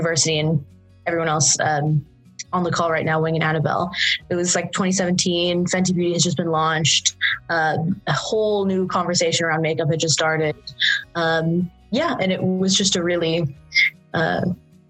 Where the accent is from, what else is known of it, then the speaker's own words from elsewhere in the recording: Saudi Arabia; moved away as an adult; I was an international student. I'm from Saudi Arabia and I was coming from the Middle East